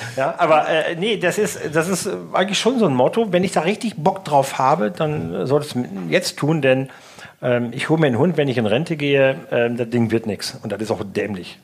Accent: North Rhine-Westphalia, Germany; now in Langenhagen, Germany; zu meiner alten Heimat

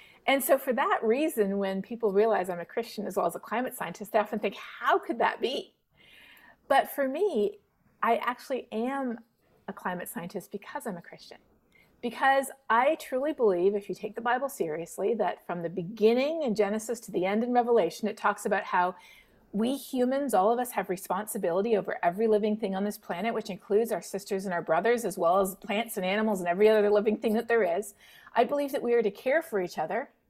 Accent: Toronto, Ontario, Canada; now in Texas, United States; I grew up not too far from Vermont. I'm from Toronto, so, you know, just over the border.

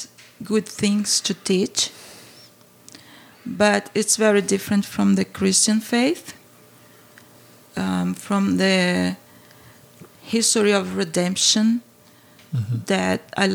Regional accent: Brazil; English is a second language; moved away as an adult; now in St. Louis, United States; growing up in Brazil

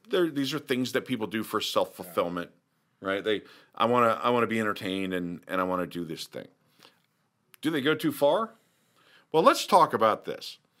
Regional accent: Kansas City, United States; I'm from Kansas City area.

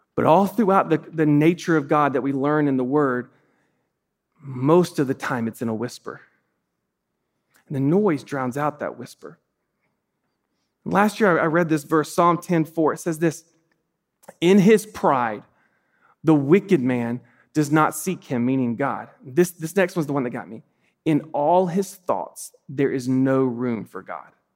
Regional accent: South Georgia, United States; I grew up in South Georgia

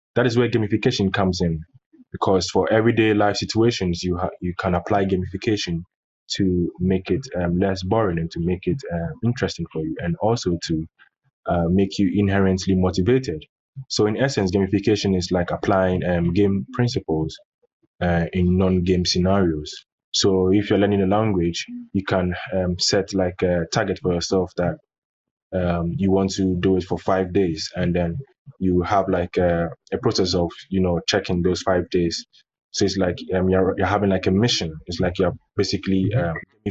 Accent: Accra, Greater Accra, Ghana; I'm from Accra, Ghana, and I've lived here all my life

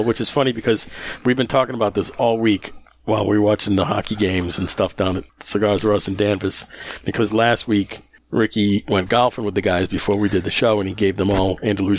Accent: Netherlands; Yes, I'm really from the Netherlands and live there.

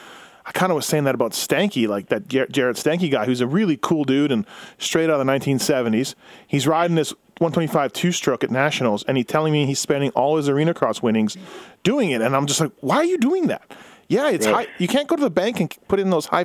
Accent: Manitoba, Canada; growing up in Manitoba

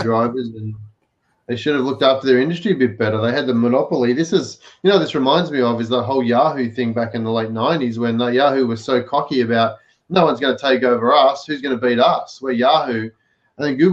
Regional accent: Victoria, Australia; in my hometown, in my home state in Australia, Victoria

